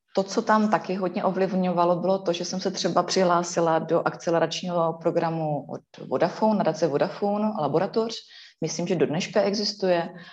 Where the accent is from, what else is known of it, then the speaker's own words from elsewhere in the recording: Ostrava region, Moravian-Silesian Region, Czechia; jsem turbo z Ostravska